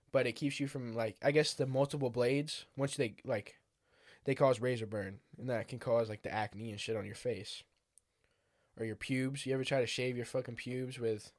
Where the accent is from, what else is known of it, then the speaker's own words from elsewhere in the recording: United States; I'm from America